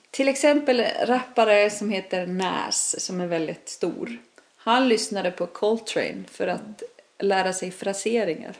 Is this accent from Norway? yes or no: no; Iceland; Swedish is a second language; moved away as an adult; also born or lived in Stockholm; now in Sweden; jag är ju född och uppväxt på Island